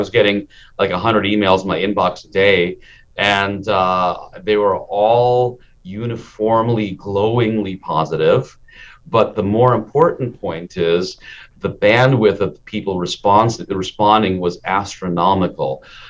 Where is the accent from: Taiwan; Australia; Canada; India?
India; born there; I'm an Indian immigrant, and my father, I was born in India, but my father immigrated us